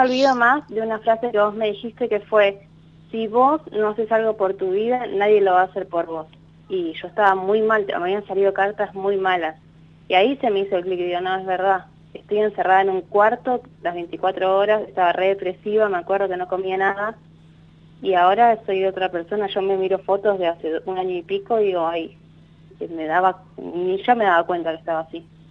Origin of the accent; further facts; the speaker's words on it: Ezeiza, Buenos Aires Province, Argentina; de Ceiza